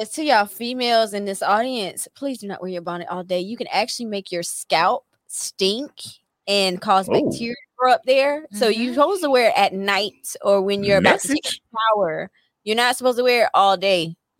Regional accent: Chesterfield, United States; Oh wow, I'm from Chesterfield, so that's fine.

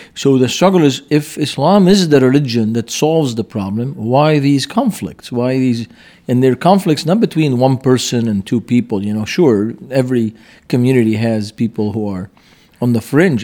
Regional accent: Beirut, Beirut Governorate, Lebanon; moved away; I grew up in Beirut.

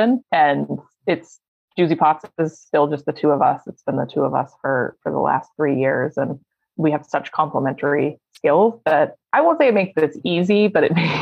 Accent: Waterbury, Vermont, United States; moved away; I grew up in Vermont, home of Ben & Jerry's

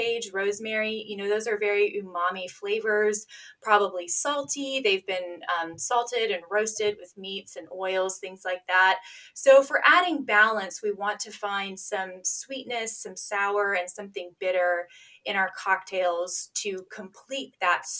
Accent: Kentucky, United States; also born or lived in North Dakota; I was raised a Kentucky lady

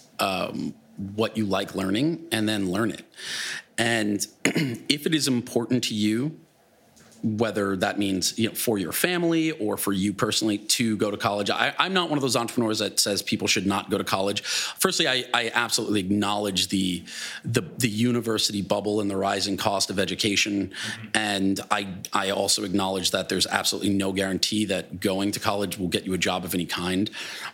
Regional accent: Glen Cove, New York, United States; I'm just a kid from Long Island

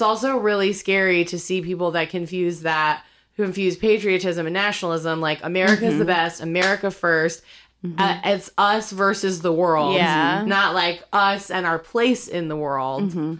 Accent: United States; Like, I feel like I'm very patriotic. Like, I'm an American and that's very important to me and, like, where I come from.

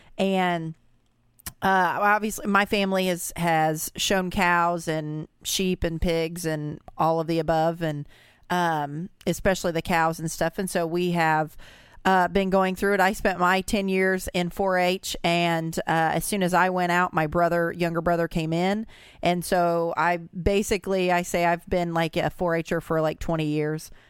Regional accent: Brownstown, Indiana, United States; us from Brownstown

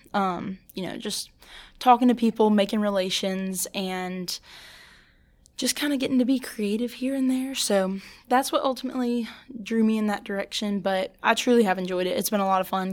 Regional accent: St. Francisville, Louisiana, United States; I'm actually from Saint Francisville, Louisiana

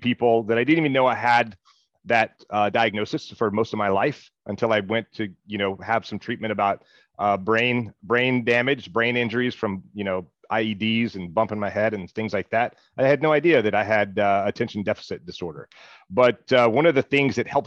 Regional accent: Mississippi, United States; I'm from Mississippi

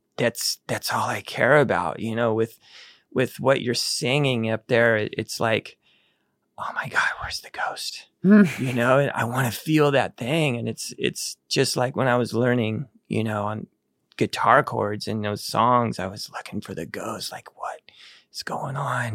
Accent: Needles, California, United States; born or raised there; also born or lived in Texas

